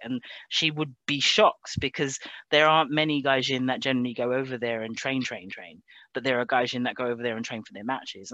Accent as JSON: {"language": "English", "region": "England", "country": "United Kingdom", "tie": "born or raised there", "also_born_or_lived": "Japan", "moved": "as an adult", "lives_now": "Scotland, United Kingdom", "said": "I was born in Britain, but I was raised in Japan"}